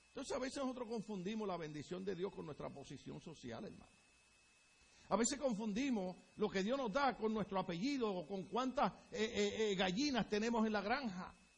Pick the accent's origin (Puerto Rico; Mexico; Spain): Puerto Rico; moved away as an adult; now in United States; Pero en mi país, les repito, dirían, ay bendito